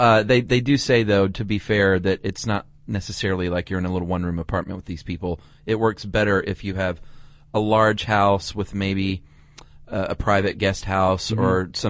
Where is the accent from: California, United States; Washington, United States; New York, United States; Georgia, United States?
Georgia, United States; Atlanta; the charms of my hometown, because there are many charms in Atlanta.